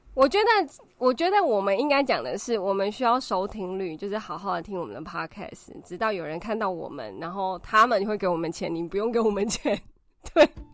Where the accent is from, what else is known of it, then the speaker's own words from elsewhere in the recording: Taiwan; 我们台湾人的文化